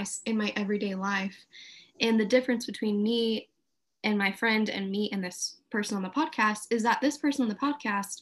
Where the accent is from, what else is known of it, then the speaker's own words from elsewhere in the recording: Houston, Texas, United States; moved away as an adult; also born or lived in Redding; now in Houston, United States; I grew up in Houston, have a couple of different friend groups here